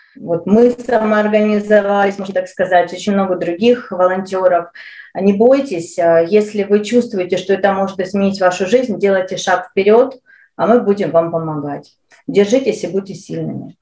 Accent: Ukraine; moved away as an adult; now in Calgary, Canada; Я украинка, я родилась э, и прожила большую часть э, своей жизни в Украине

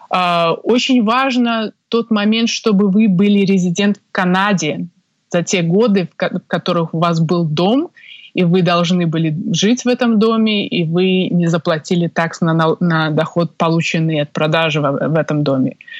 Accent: Minsk, Belarus; moved away as an adult; now in Toronto, Canada; Сама родом я из Беларуси, из Минска, где я закончила юридический факультет Белорусского государственного университета

